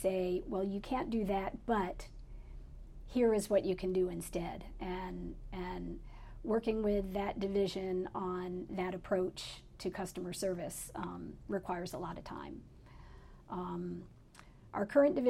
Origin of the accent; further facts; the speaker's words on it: Pennsylvania, United States; moved away as an adult; also born or lived in Connecticut; now in Maui, United States; I grew up in Connecticut and Pennsylvania. And in Pennsylvania, where I lived from when I was 8 years old through college